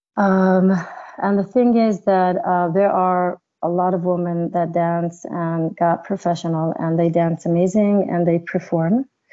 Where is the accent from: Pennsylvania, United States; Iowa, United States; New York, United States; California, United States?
New York, United States; also born or lived in Israel; I was born in Israel, but I was raised up uh, when I was a child in New York